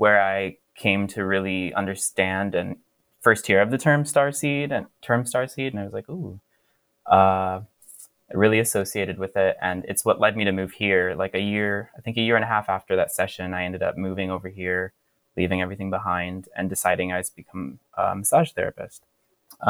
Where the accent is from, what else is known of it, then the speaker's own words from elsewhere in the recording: Florida, United States; moved away; Growing up in Florida, also, I didn't have a queer community.